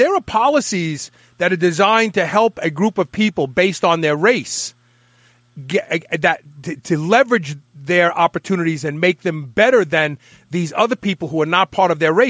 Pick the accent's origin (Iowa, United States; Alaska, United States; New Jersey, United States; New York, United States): New York, United States; New York City; I grew up in Bed-Stuy, Brooklyn. I thought I was black for the first 14 years of my life. I'm being sincere with you. And I just had my 23andMe done, and I'm 14% Northern African.